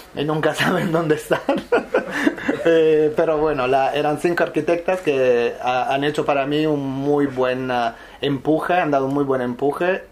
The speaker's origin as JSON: {"language": "Spanish", "region": "Apulia", "country": "Italy", "also_born_or_lived": "Milan", "second_language": "Spanish", "moved": "as an adult", "lives_now": "Barcelona, Spain", "said": "En Italia lo hacía en Puglia, pero mm, donde nació el proyecto de donde soy yo, que es el sur de Italia"}